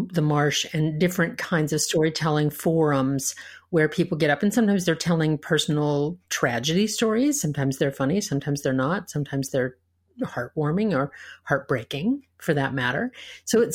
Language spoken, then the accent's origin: English; United States